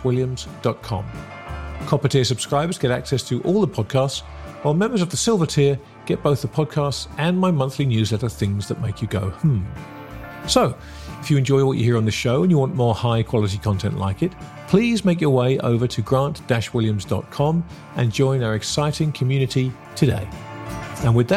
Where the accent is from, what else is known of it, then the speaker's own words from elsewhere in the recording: England, United Kingdom; I'm an Englishman